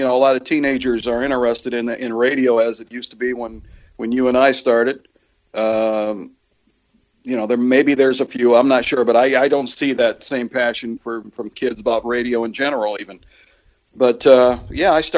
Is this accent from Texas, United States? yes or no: no; Springfield, Illinois, United States; Springfield, Illinois, my hometown